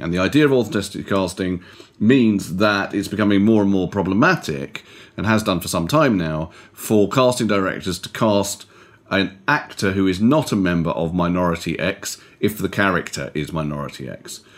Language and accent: English; United Kingdom; I'm a British Jew